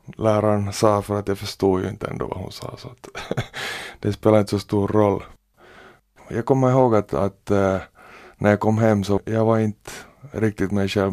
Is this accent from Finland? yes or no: yes; Porvoo, Uusimaa, Finland; born or raised there